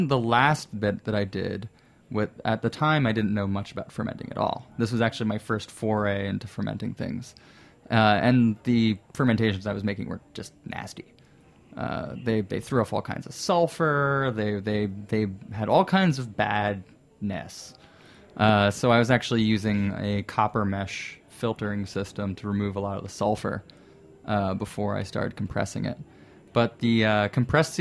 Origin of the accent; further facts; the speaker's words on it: New Jersey, United States; moved away as an adult; now in New York City, United States; New Jersey, I didn't go too far